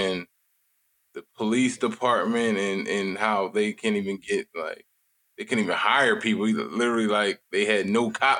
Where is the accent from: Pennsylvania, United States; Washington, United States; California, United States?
Pennsylvania, United States; Philadelphia; I'm from Philly, so I'm from a city where our crime is ridiculous.